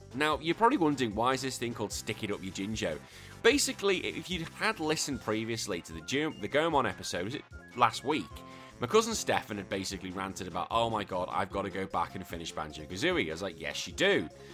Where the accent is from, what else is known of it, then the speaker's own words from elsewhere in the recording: England, United Kingdom; now in Australia; I'm British and I'm English